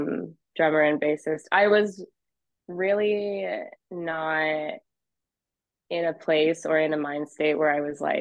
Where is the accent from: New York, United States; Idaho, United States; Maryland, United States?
Idaho, United States; Boise; moved away as an adult; also born or lived in Hawaii; now in Los Angeles, United States; I grew up in Boise and was a part of the scene for a long time